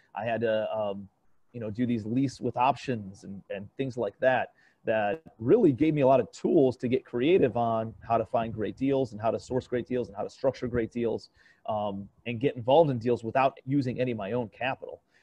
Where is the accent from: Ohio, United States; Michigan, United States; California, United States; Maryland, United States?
Ohio, United States; Cleveland; moved away as an adult; also born or lived in New York City; I'm from Cleveland, Ohio, originally